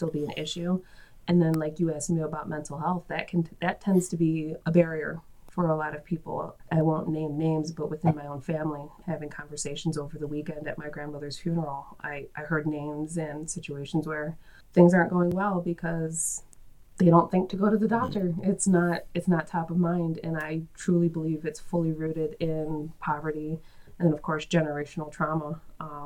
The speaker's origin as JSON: {"language": "English", "town": "Buffalo", "region": "New York", "country": "United States", "tie": "born or raised there", "said": "I live in the city of Buffalo. I've grown up in the city of Buffalo. I went to Buffalo Public Schools."}